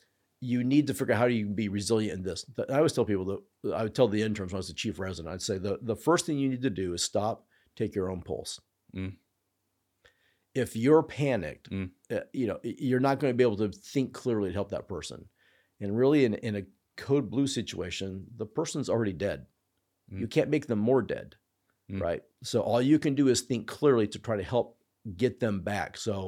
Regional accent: Clown Falls, United States; So for me, we grew up, I grew up in Clown Falls, had Dr. Jeff Marks, excellent internist, was our family doctor

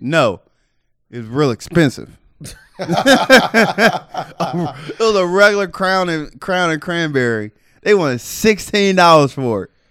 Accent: Cincinnati, Ohio, United States; you know I'm from Cincinnati.

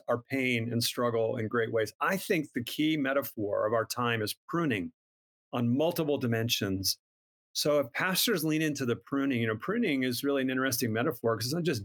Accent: Minnesota, United States; I'm from Minnesota, Minnesota kid.

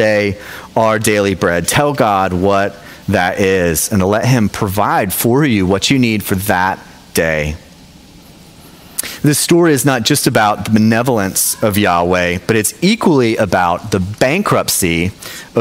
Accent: Knoxville, Tennessee, United States; now in South Jersey, United States; So I'm from Knoxville, Tennessee originally

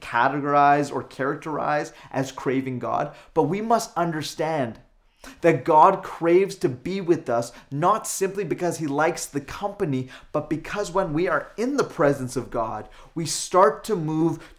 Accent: Calgary, Alberta, Canada; now in Lower Mainland, Canada; Born and raised in Calgary and Alberta, now living here in the Lower Mainland

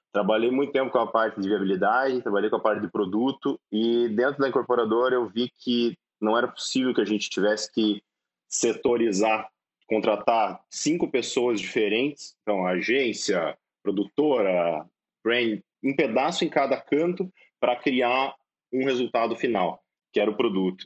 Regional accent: Cascavel, Paraná, Brazil; eu sou de Cascavel, cara, eu sou do interior do Paraná.

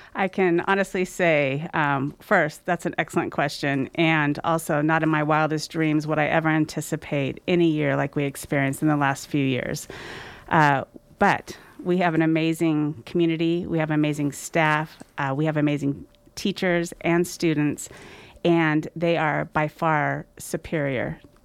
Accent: Sacramento, California, United States; moved away as an adult; also born or lived in South Orange County / Grass Valley; I do have fond memories growing up in the Sacramento area. I lived in Sacramento for about approximately twenty-seven years

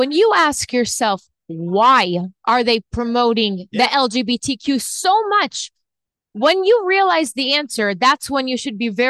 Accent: Los Angeles, California, United States; moved away as an adult; also born or lived in Israel; now in Boca Raton, United States; I was born in Israel. I grew up in Los Angeles. I moved when I was 1.

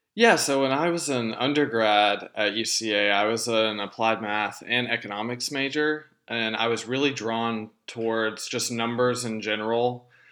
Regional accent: Texarkana, Arkansas, United States; moved away as an adult; now in Conway, United States; my hometown of Texarkana

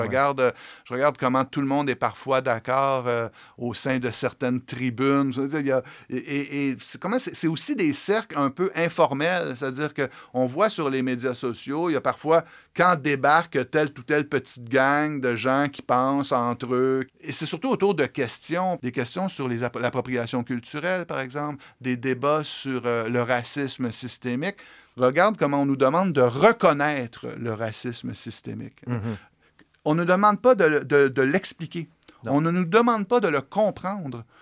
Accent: Montréal-Est, Quebec, Canada; je viens de Montréal-Est, j'ai été élevé dans la maison de mon arrière-grand-père à Montréal-Est

